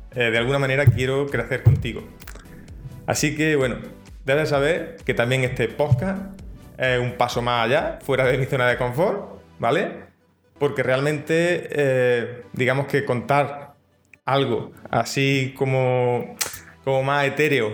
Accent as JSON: {"language": "Spanish", "region": "Andalusia", "country": "Spain", "tie": "born or raised there", "accent": "Andalusian", "said": "yo soy de Andalucía, aquí en España, y, mi dicción no es lo mismo que una dicción de, alguien de Madrid"}